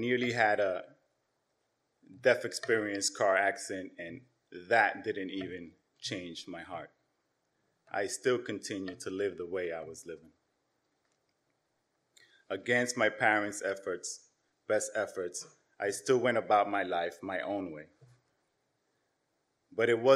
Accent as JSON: {"language": "English", "town": "New York City", "region": "New York", "country": "United States", "tie": "born or raised there", "also_born_or_lived": "Yonkers, New York", "said": "I was born here in New York City. My parents came from Dominican Republic as first generation immigrants. Around my 10th birthday, my parents decided to move to Yonkers"}